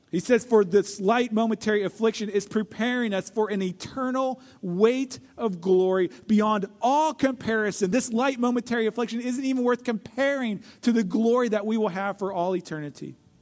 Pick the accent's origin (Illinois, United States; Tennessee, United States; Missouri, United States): Missouri, United States; St. Louis; I grew up in Saint Louis, Missouri, and I was the youngest of five kids